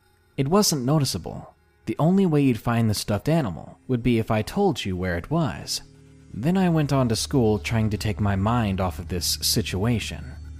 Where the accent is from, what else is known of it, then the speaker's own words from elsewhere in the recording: Georgia, United States; I didn't want to go back to my home state of Georgia